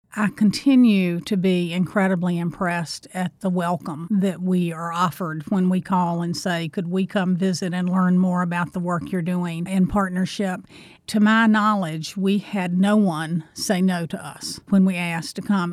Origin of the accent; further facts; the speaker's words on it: North Carolina, United States; I grew up in North Carolina, too